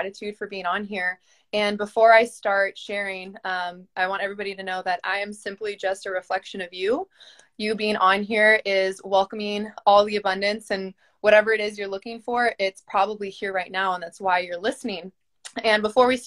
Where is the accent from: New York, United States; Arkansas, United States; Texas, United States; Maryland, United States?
Texas, United States; I am Mexican German from Texas